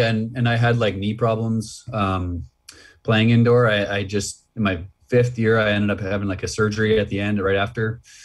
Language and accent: English; Red Deer, Alberta, Canada; in Alberta where I grew up like in Red Deer